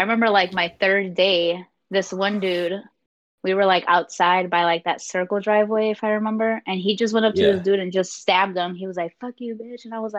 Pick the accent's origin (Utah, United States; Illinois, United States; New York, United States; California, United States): Illinois, United States; Hillside; also born or lived in Berkeley, Illinois / Glendale Heights, Illinois; I lived in Hillside.